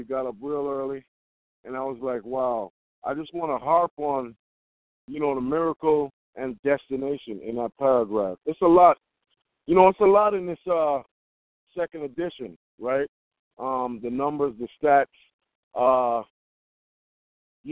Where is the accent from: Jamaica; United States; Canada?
Jamaica; I'm Jamaican